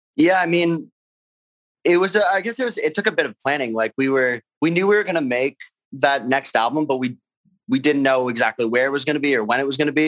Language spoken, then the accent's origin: English; Burlington, Ontario, Canada; also born or lived in Argentina; I'm from Burlington, Ontario